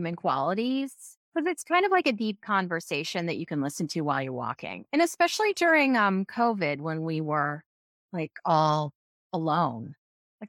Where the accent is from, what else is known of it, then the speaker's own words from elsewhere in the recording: Kansas, United States; moved away as an adult; now in New York City, United States; I grew up in Kansas